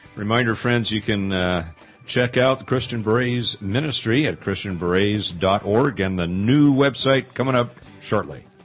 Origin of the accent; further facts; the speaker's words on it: Pasadena, California, United States; moved away; when I grew up in Pasadena